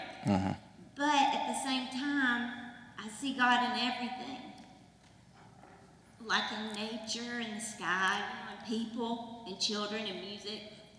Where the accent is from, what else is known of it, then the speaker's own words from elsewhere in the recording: Alabama, United States; moved away; I was raised in Alabama, really Baptist